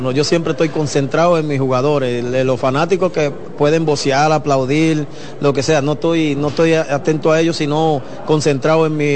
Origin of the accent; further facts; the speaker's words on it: Dominican Republic; Soy dominicano y tengo que llevar la bandera en alto.